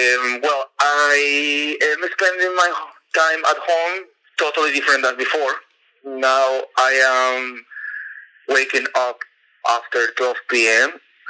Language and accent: English; Venezuela; moved away as an adult; now in Istanbul, Turkey; I'm from Venezuela, but I have been living here in Istanbul for almost 4 years already.